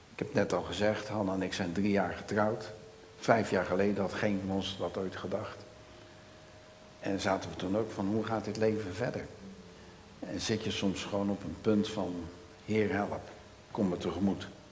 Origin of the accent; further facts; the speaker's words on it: Rotterdam, South Holland, Netherlands; accent: Rotterdams; Ik ben een echte Rotterdammer, dus mijn accent is Rotterdams